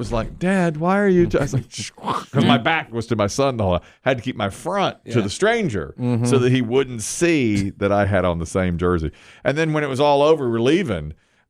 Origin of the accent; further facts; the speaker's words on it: Ashburn, North Carolina, United States; I was in my early 20s. I was looking around like, I never, I'm from Ashburn, North Carolina.